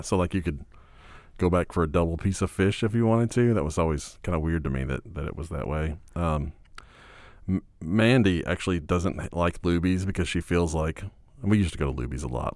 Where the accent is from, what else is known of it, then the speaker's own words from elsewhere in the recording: Fort Worth, Texas, United States; I grew up in Fort Worth